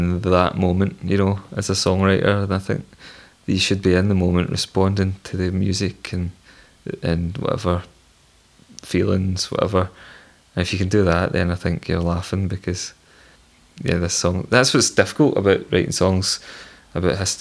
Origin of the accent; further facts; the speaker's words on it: Hatton Rig Road, Lanarkshire, Scotland, United Kingdom; I was born on the Hatton Rig Road, and that's where I'm from